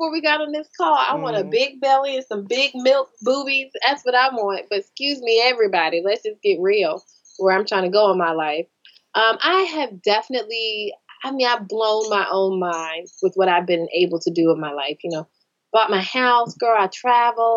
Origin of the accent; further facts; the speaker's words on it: North Carolina, United States; moved away as an adult; also born or lived in California / Atlanta, Georgia / Charlotte, North Carolina; I was born and raised in North Carolina. I lived here till I was 18